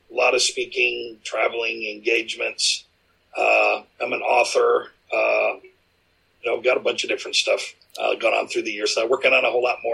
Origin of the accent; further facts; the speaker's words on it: Michigan, United States; moved away as an adult; also born or lived in Louisville area; now in Louisville, United States; Originally from Michigan, my wife from Chicago area. We moved from Michigan a year and a half ago to be down here in the Louisville area